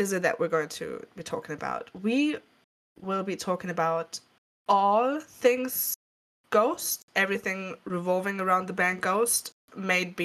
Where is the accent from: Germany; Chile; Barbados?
Germany; first language German; English is a second language; it's not our native language. We're actually both from Germany